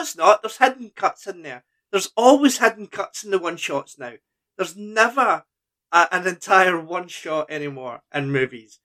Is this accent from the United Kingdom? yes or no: yes; Lanark, Scotland, United Kingdom; I'm from Lanark